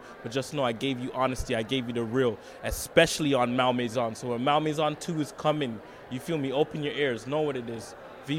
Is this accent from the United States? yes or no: no; Canada; that we can't link up and be positive as Canadian musicians.